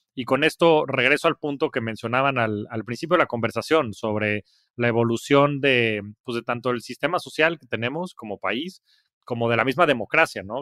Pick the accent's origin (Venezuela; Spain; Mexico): Mexico